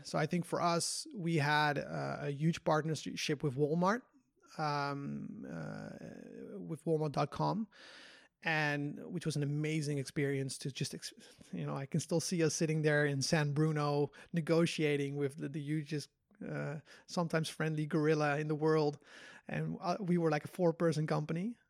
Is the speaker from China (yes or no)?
no; Netherlands; moved away; also born or lived in Korea; I'm from Holland